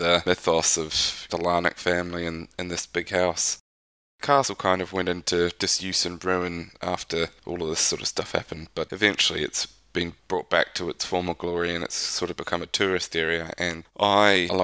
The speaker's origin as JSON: {"language": "English", "town": "Dunedin", "region": "Otago", "country": "New Zealand", "tie": "born or raised there", "moved": "yes", "said": "where I grew up back in New Zealand, Dunedin."}